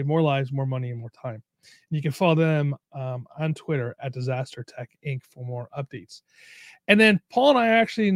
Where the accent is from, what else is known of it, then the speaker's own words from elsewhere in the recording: New York, United States; now in California, United States; I grew up in New York